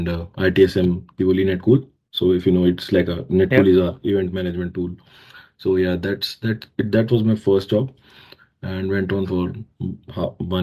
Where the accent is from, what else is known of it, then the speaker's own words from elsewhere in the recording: Delhi, India; moved away as an adult; also born or lived in Jalandhar, Punjab, India; now in Australia; I was born in Delhi, India. And I did my, you know, all my schooling. So my graduation from Punjab, Jalandhar, Punjab